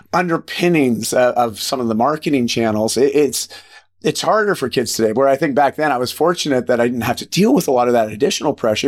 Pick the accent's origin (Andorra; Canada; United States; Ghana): Canada; just outside of Toronto, Ontario; moved away as an adult; I grew up just outside of Toronto in, in Ontario